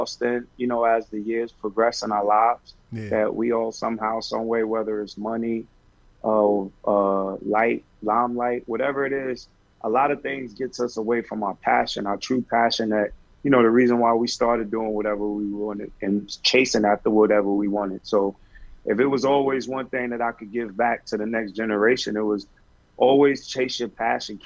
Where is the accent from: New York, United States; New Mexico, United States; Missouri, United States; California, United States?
New York, United States; New York City; the one thing that I take from Harlem and growing up in Harlem and being from Harlem